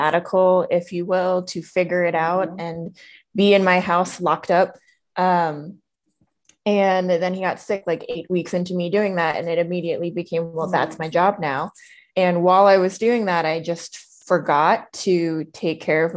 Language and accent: English; East Coast, United States; now in Denver, United States; I currently live in Denver, although I'm originally from the East Coast.